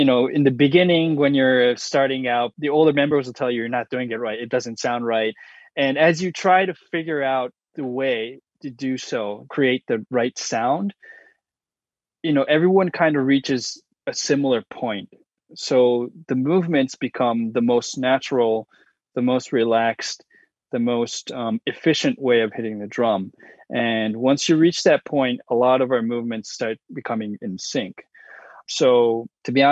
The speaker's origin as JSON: {"language": "English", "country": "United States", "said": "I'm American, Japanese-American, and I didn't grow up in Japan"}